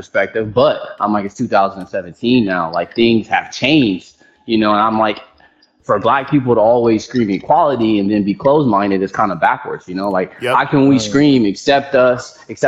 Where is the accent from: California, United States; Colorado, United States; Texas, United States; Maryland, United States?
Texas, United States; Houston; I'm from Texas